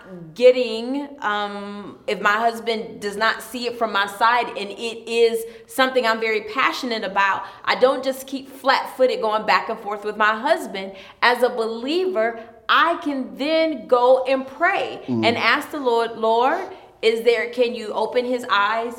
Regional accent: Ypsilanti, Michigan, United States; I'm from Ypsilanti.

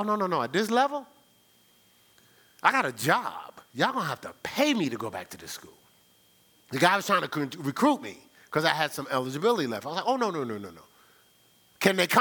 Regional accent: New Jersey, United States; moved away as an adult; now in Ohio, United States; I'm from New Jersey

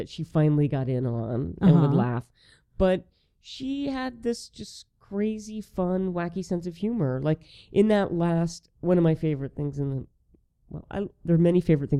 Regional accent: the South, United States; as someone who works in the film business, as a Southerner

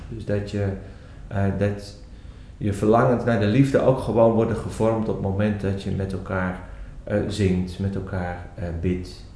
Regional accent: Netherlands; also born or lived in Belgium; als Nederlanders

